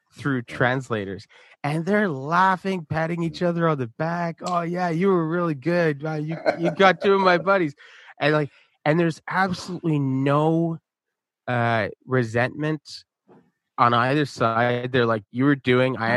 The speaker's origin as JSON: {"language": "English", "town": "Montreal", "region": "Quebec", "country": "Canada", "tie": "born or raised there", "said": "growing up in Montreal"}